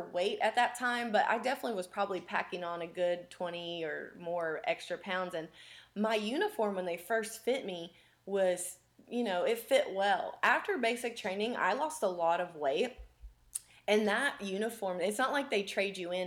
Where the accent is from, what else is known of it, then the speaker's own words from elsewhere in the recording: West Virginia, United States; I grew up in West Virginia